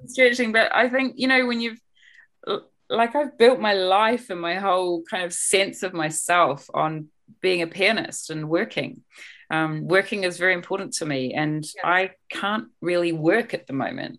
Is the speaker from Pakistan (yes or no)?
no; New Zealand; moved away as an adult; also born or lived in United Kingdom; I'm a New Zealander, but I left this country when I was 23 years old. So to come back in my 40s